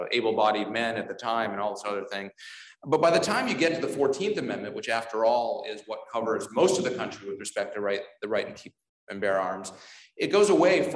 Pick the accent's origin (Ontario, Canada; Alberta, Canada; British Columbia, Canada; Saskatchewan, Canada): Ontario, Canada; moved away as an adult; now in Washington, D.C. area, United States; I grew up in Ontario, but then I've been in the DC area for 17 years now, which is longer than I lived in Canada